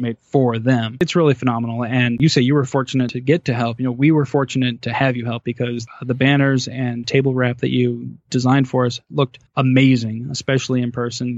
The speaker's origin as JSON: {"language": "English", "region": "Arizona", "country": "United States", "moved": "yes", "lives_now": "Toledo, Ohio, United States", "said": "it was quite the trip to go back to my home state of Arizona"}